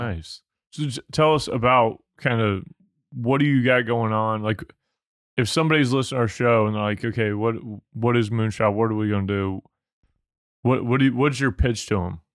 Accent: Missouri, United States; I'm from Missouri

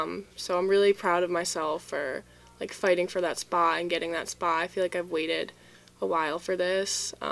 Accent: Southbury, Connecticut, United States; I'm from Southbury, Connecticut.

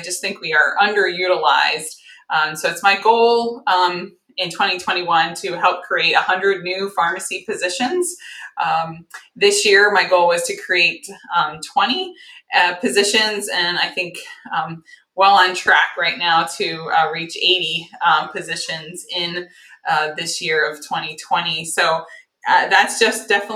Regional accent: Northeast, United States; moved away as an adult; now in Cincinnati, United States; I'm from the Northeast

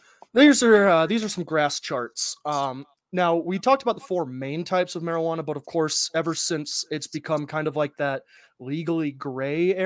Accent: Ohio, United States; growing up in Midwest Ohio

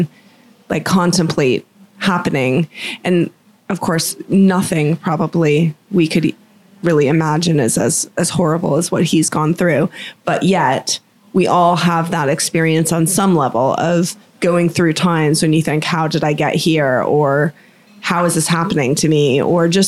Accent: Boca Raton, Florida, United States; when I was in high school and, you know, growing up in Florida near Boca Raton

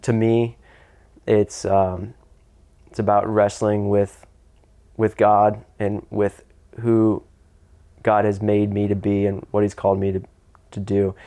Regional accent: United States; I'm American

